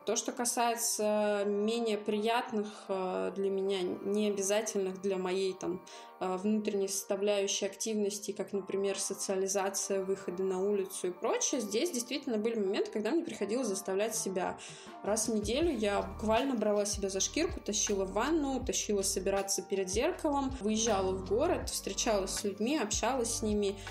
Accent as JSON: {"language": "Russian", "region": "Moscow", "country": "Russia", "said": "мне 30, я из Москвы"}